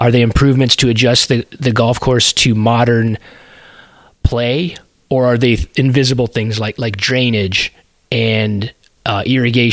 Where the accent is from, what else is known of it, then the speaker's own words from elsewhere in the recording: Colorado, United States; I grew up in Colorado